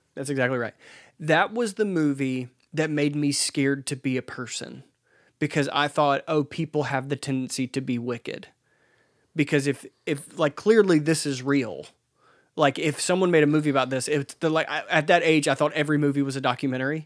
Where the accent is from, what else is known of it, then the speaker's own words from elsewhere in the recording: Laurel, Mississippi, United States; in Mississippi, I, I grew up in Laurel